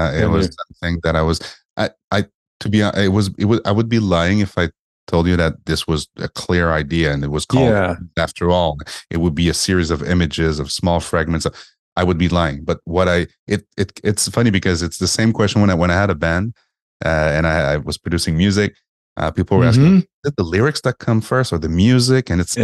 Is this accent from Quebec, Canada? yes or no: yes; Montreal, Quebec, Canada; I'm from Montreal, right?